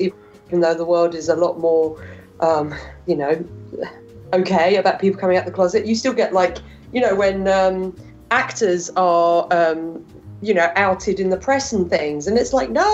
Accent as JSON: {"language": "English", "region": "England", "country": "United Kingdom", "said": "I'm English"}